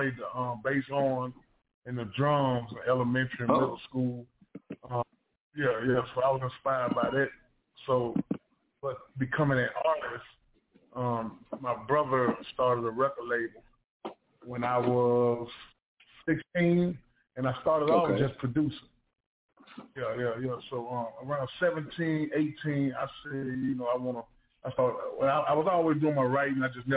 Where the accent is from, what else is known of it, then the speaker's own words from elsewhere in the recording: Mississippi, United States; my home state, Mississippi